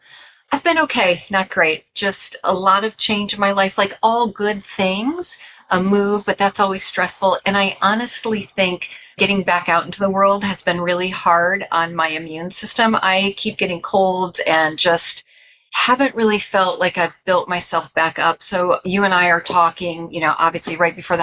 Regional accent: New York, United States; moved away; also born or lived in California; I'm from New York originally, but lived in California for a long time.

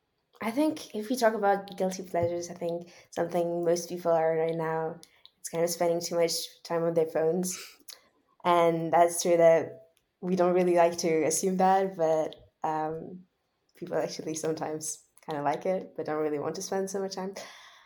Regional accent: Switzerland; also born or lived in Ukraine; Even though I always also really liked Ukraine, my home country, it was really nice. And I think that growing up in Switzerland is really, I'm really lucky to be able to have that.

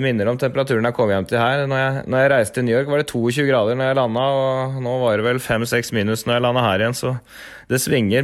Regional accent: Norway; kommer vi fra Norge og har norsk tidsrytme

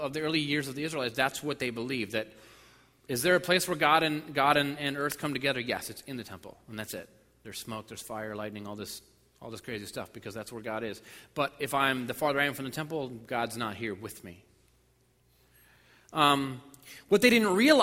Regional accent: New Port Richey, Florida, United States; I'm from Newport Richie

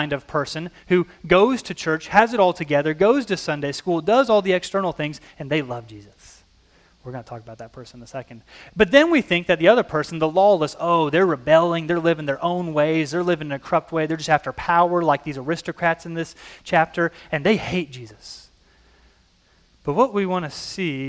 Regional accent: Illinois, United States; I come from Illinois, an Illinois politician

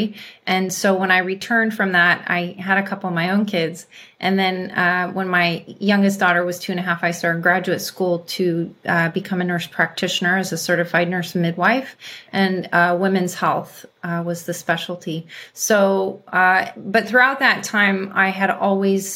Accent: California, United States; also born or lived in Africa; I was born and raised in California.

